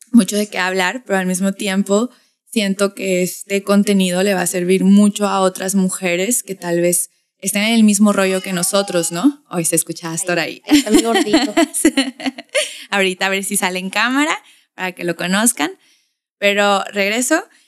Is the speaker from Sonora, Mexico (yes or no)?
no; Tijuana, Baja California, Mexico; accent: norteño tijuanense; mi acento norteño tijuanense